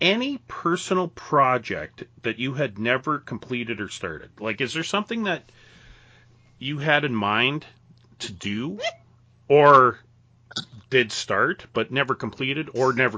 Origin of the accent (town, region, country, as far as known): Western Canada, Canada; born or raised there